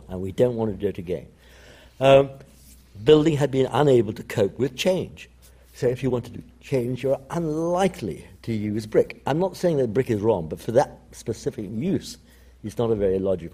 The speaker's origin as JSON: {"language": "English", "region": "London", "country": "United Kingdom", "tie": "born or raised there", "also_born_or_lived": "Italy"}